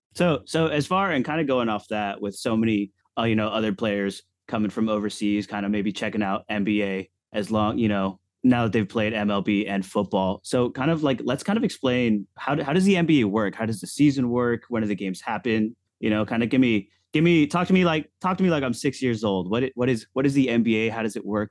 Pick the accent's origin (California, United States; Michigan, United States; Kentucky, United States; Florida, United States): Florida, United States; Orlando; I am from Orlando, Florida